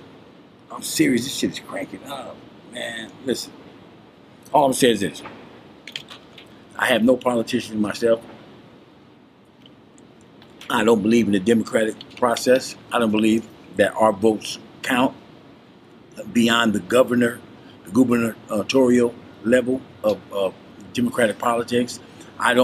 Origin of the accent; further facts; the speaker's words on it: United States; I live in America. I was born here